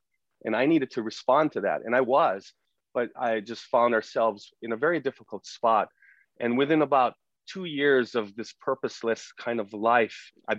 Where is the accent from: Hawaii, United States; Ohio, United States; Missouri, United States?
Hawaii, United States; I think I grew up in the best small town that I could have been brought up in. My upbringing in Hawaii is hard work.